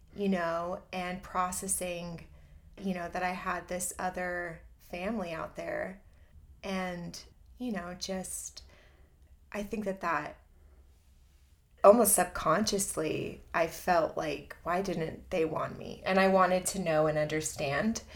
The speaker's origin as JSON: {"language": "English", "region": "Southern California", "country": "United States", "tie": "born or raised there", "also_born_or_lived": "Chicago / San Diego", "moved": "as an adult", "said": "I grew up in Southern California."}